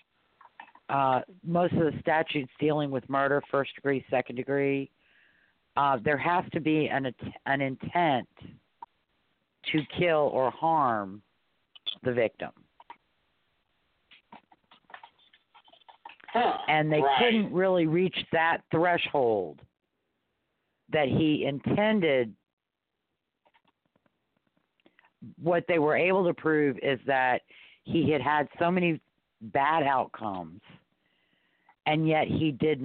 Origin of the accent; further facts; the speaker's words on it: New Orleans, Louisiana, United States; I was raised in New Orleans